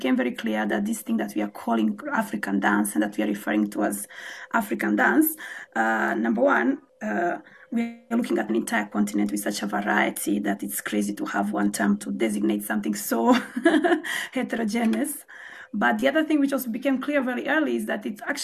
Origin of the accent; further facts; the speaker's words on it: Croatia; I was actually born and raised in Croatia. My father is Kenyan, my mom is Croatian